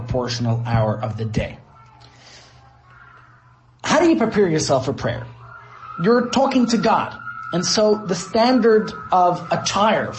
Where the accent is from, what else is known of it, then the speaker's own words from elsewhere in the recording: United States; now in Johannesburg, South Africa; That's what I grew up with in the States